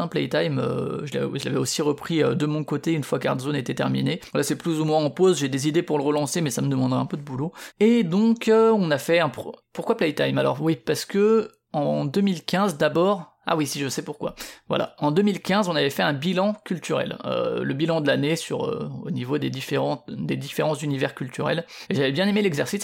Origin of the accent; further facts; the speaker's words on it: Paris region, Île-de-France, France; moved away; also born or lived in Strasbourg; moi je viens de Paris, de la région parisienne disons